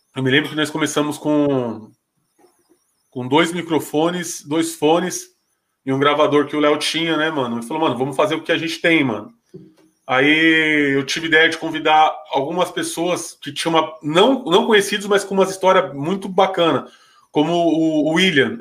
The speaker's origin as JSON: {"language": "Portuguese", "region": "São Paulo", "country": "Brazil", "said": "na minha quebrada, a cidade tiradentes"}